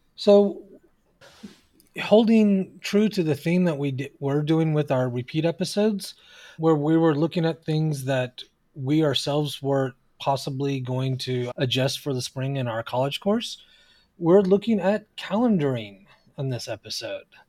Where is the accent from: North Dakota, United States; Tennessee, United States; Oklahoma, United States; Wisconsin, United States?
Oklahoma, United States; now in California, United States; even though I live here in California, I'm originally from Oklahoma, and so is my wife.